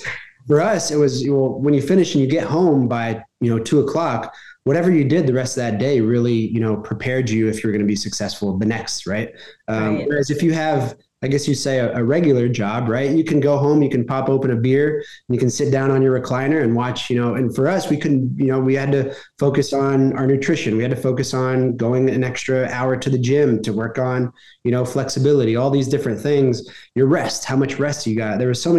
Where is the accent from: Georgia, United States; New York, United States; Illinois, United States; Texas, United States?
Texas, United States; Dallas; I'm originally from Texas. I'm originally from Dallas, Texas. Yeah. I don't have a Southern accent